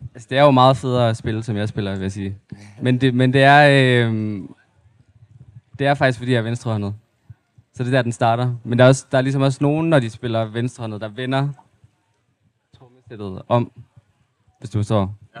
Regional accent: Aarhus, Central Denmark Region, Denmark; also born or lived in Mols / Ugelbølle; jeg er sådan lidt halv fra Aarhus, og så har jeg også boet meget af mit liv ude på Mols.

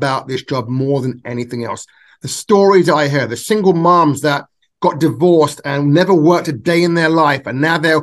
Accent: England, United Kingdom; now in Nevada, United States; I was born and raised in England.

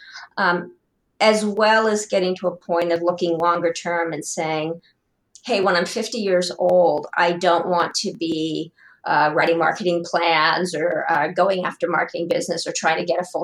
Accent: Columbus, Ohio, United States; born and raised in Columbus, Ohio

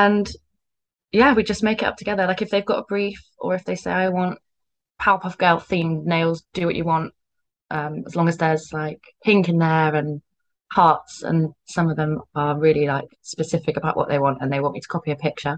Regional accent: Cornwall, South West England, United Kingdom; now in Bristol, United Kingdom; I'm from Cornwall, but I live in Bristol now

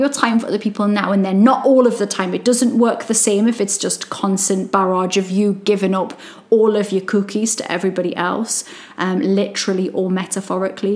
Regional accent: Newcastle upon Tyne, North East England, United Kingdom; accent: Geordie; I'm Geordie

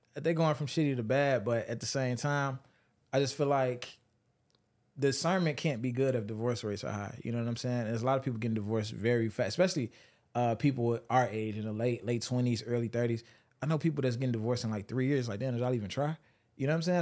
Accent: Chicago, Illinois, United States; I'm from Chicago.

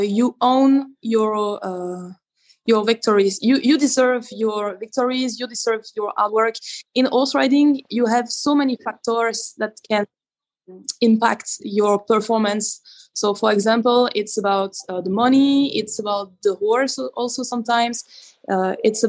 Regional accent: Belgium; English is a second language; we have the French part

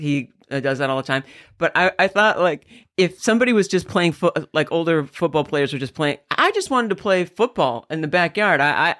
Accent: Jamestown, New York, United States; Jamestown, but I'm closest to. I was pretty close to the Peace Bridge. We're pretty close to the Canadian border.

